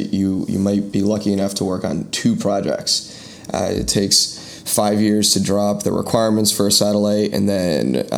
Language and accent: English; San Francisco, California, United States; moved away as an adult; now in Washington, D.C., United States; I'm from San Francisco